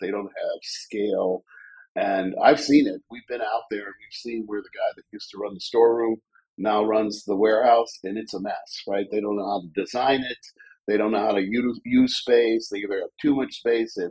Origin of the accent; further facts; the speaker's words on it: Mentor, Ohio, United States; also born or lived in Cleveland, Ohio; now in Columbus, United States; I'm from Cleveland, Ohio, a little town of Mentor, Ohio, right on Lake Erie. And I went to Lake Catholic Mentor High School